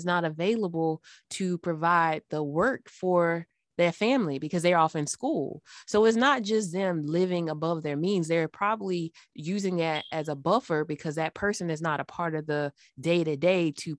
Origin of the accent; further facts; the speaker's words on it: Florence, Alabama, United States; born there; So I was born in Alabama in a Northwest city. It's called Florence. It's off of the Tennessee River Valley.